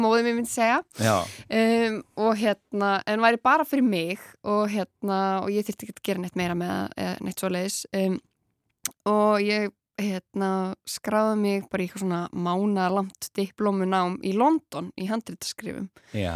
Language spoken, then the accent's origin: Icelandic; Grenivík, Northeastern Region, Iceland; moved away; ég svona elst upp á Greinvík